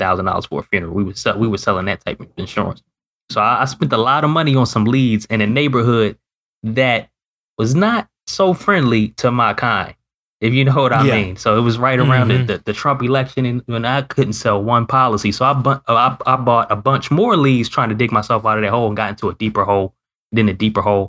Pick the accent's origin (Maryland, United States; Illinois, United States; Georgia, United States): Maryland, United States; Baltimore; living in Northern Maryland, was born and raised in Baltimore